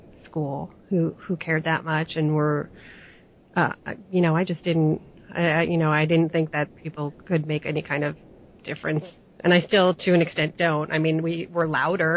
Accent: New Jersey, United States; I'm from New Jersey, and I was in a pretty lily-white area

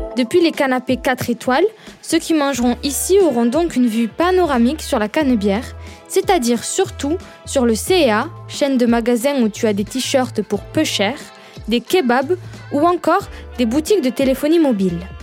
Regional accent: Perpignan, Occitania, France; accent: southern; je viens du Sud. De Perpignan plus exactement, comme mon accent le trahit.

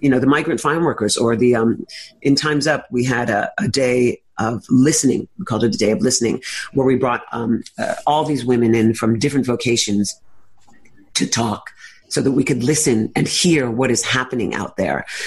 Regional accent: New York City, New York, United States; born or raised there

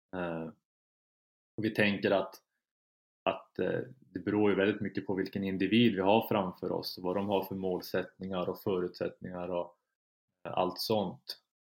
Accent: Kiruna, Norrbotten County, Sweden; moved away as an adult; now in Umeå, Sweden; jag har flyttat från, från Kiruna där jag är född och uppvuxen

